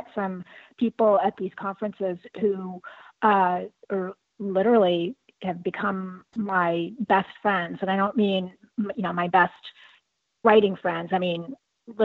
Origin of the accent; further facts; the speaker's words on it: Southern California, United States; I grew up in Southern California too.